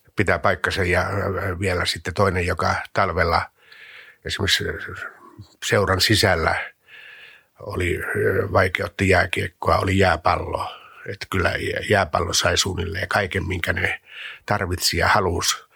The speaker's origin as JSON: {"language": "Finnish", "town": "Mikkeli", "region": "South Savo", "country": "Finland", "tie": "born or raised there", "said": "Mikkelin maalaiskunnassa, noin 30 kilometriä Mikkelin kaupungista, Pajulan kylässä."}